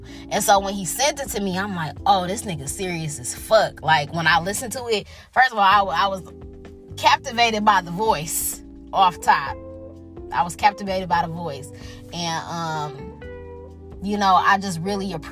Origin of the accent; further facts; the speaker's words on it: Detroit, Michigan, United States; I was from Detroit